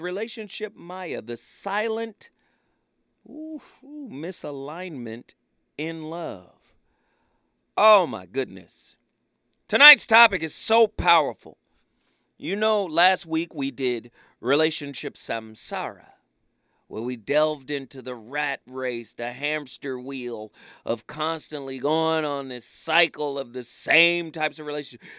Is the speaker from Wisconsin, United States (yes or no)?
no; Pasadena, California, United States; I was raised in Pasadena